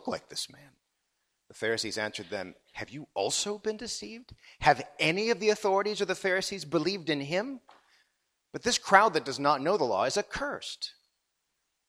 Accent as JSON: {"language": "English", "area": "outside Chicago", "region": "Illinois", "country": "United States", "tie": "born or raised there", "also_born_or_lived": "Wheaton, Illinois / Vancouver, Canada", "moved": "as an adult", "lives_now": "St Andrews, United Kingdom", "said": "I was born outside Chicago"}